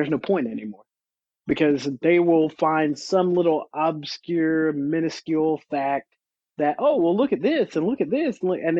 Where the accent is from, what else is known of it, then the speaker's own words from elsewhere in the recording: the South, United States; I mean, you got to remember where I grew up. I grew up in the South.